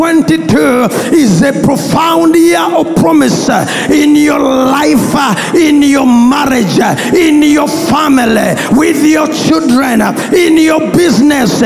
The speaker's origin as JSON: {"language": "English", "town": "Bweyogerere", "region": "Central Region", "country": "Uganda", "tie": "born or raised there", "said": "Growing up, I grew up in Bweyogerere"}